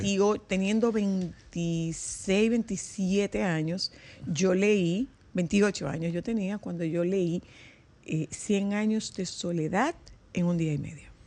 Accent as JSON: {"language": "Spanish", "town": "Nagua", "region": "María Trinidad Sánchez", "country": "Dominican Republic", "said": "en Agua, eh, de donde yo soy"}